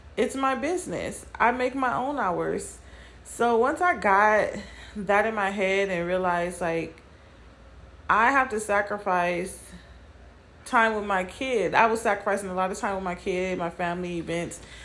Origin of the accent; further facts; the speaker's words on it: California, United States; moved away as an adult; also born or lived in Nevada; moving from Nevada to my hometown of California